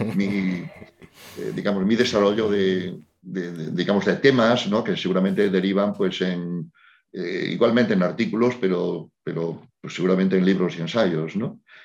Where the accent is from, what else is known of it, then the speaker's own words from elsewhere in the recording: Spain; yo soy un, psicólogo español